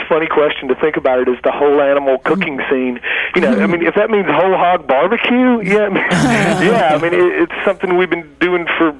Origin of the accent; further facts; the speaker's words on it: the South, United States; See, I'm from the South. I can't even say that damn thing.